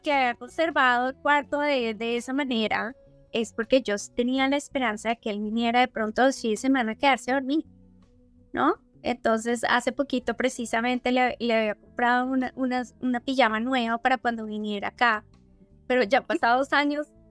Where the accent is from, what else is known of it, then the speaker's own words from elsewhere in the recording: Colombia; si tú y yo como colombianas criamos niñas hoy en día en Colombia